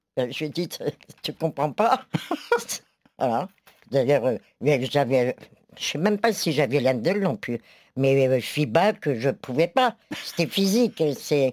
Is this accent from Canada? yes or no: no; France; je suis française